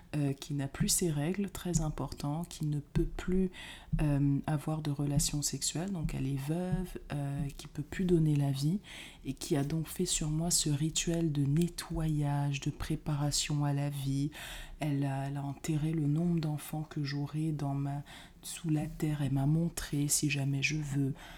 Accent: Cameroon; moved away; quand j'étais petite euh, au Cameroun

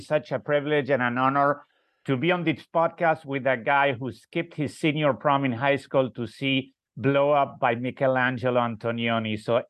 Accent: Argentina; moved away as an adult; now in Charlottesville, United States; I'm from Argentina, but as the movie Sometimes Somewhere shows, I have been around Charlottesville since 1977.

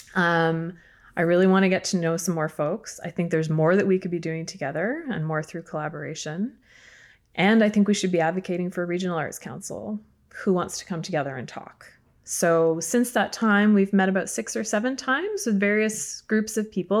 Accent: Markham, Ontario, Canada; I grew up in Markham

